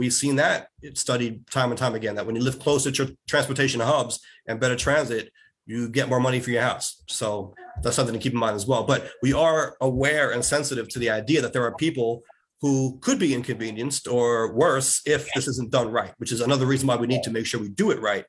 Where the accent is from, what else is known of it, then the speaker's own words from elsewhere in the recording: New York City, New York, United States; also born or lived in Howard Beach, Queens; I grew up in Rosedale and I live in Howard Beach now. Grew up on the east side of JFK, live right to the west of JFK now.